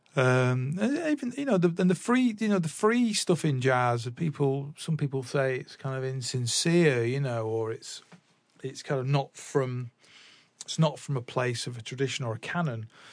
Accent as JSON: {"language": "English", "town": "Salford", "region": "North West England", "country": "United Kingdom", "tie": "born or raised there", "also_born_or_lived": "Manchester / London"}